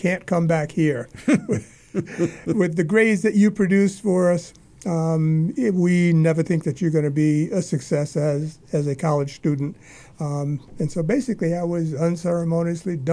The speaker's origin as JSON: {"language": "English", "town": "New York City", "region": "New York", "country": "United States", "tie": "born or raised there", "moved": "as an adult", "lives_now": "Massachusetts, United States", "said": "Born and raised in Harlem"}